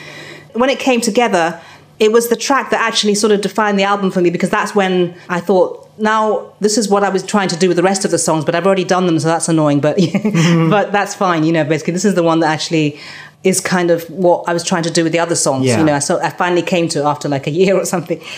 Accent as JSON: {"language": "English", "region": "Scotland", "country": "United Kingdom", "tie": "born or raised there", "also_born_or_lived": "Nigeria", "said": "because I was born in Scotland, lived there, and being different there because we were the only black people there, and then going to Nigeria and then having been born in this country."}